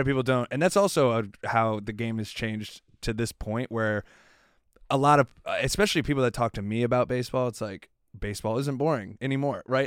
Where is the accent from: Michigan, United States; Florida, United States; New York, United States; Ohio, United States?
Florida, United States; South; I'm from South Florida